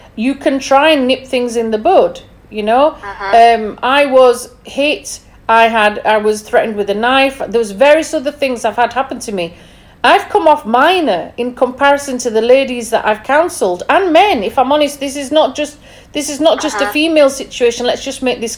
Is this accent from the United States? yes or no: no; England, United Kingdom; Obviously, I'm from England